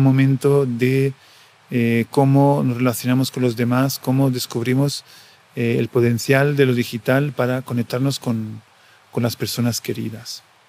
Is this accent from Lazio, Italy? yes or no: yes; Coreno Ausonio, Lazio, Italy; Spanish is a second language; moved away as an adult; also born or lived in Rome / Buenos Aires; Mi pueblo, Correna Ausonio, en el sur del Lazio, mm, que está entre Roma y Nápoles, en Italia un pueblo de 1.600 habitantes eh, en el que he vivido hasta, hasta mis 19 años